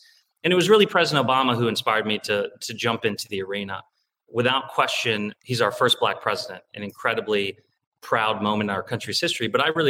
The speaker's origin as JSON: {"language": "English", "town": "Beavercreek", "region": "Ohio", "country": "United States", "tie": "born or raised there", "also_born_or_lived": "Cincinnati, Ohio", "said": "I'm half Tibetan, half Punjabi Indian. I'm 6'3\", but I'm all Ohio, born and raised in Ohio. They got married in India and immigrated in the 1980, of all places, to Beaver Creek, Ohio. I was born and raised there, went to public schools."}